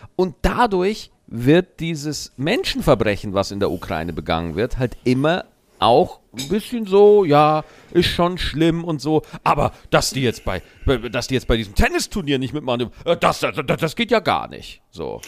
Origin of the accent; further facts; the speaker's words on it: Germany; wir Deutschen